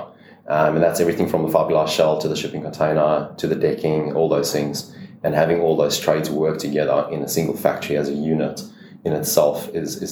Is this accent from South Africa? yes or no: yes; South Africa; moved away as an adult; also born or lived in Brisbane, Australia; now in Queensland, Australia; As you can hear from my accent, I'm obviously from South Africa.